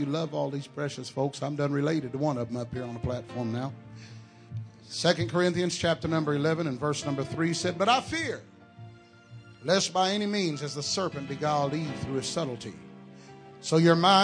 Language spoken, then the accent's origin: English; Texas, United States; I am from Texas